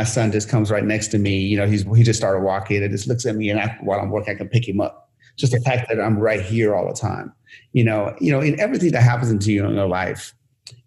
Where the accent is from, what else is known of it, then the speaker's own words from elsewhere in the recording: Sharon, Pennsylvania, United States; now in Los Angeles area, United States; even though I'm from Sharon. Nobody knows Sharon. I just say Pittsburgh.